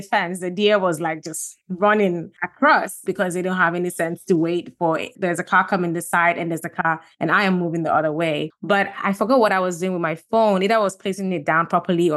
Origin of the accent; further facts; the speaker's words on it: Gambia; moved away; also born or lived in Ghana; I'm from Ghana. I grew up in Gambia